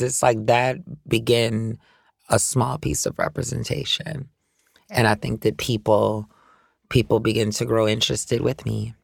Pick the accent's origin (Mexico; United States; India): United States; New Orleans, Louisiana; growing up in New Orleans. Like I can't speak for anywhere else because that's where I was raised.